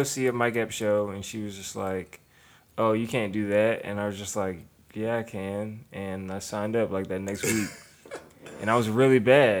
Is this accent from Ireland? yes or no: no; Germany; I'm from Germany, so.